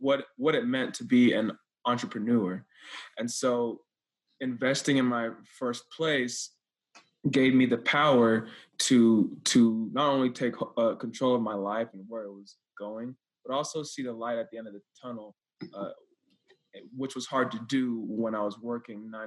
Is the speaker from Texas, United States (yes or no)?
yes; Texas, United States; I'm from Texas, born and raised